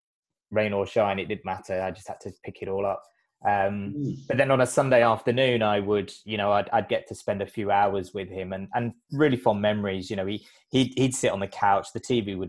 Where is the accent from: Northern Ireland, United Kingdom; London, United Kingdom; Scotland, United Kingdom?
London, United Kingdom; I grew up in London